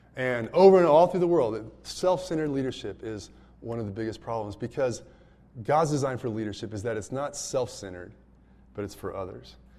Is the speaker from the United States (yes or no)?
yes; United States; as an American